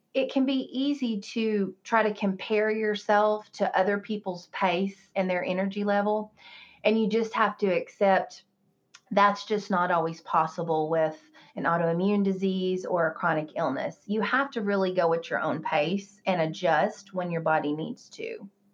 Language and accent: English; the South, United States; I grew up in the South